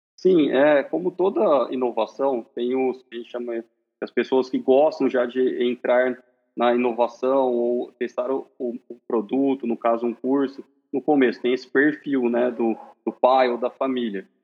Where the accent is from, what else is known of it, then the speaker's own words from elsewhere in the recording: Marília, São Paulo, Brazil; sou de Marília, São Paulo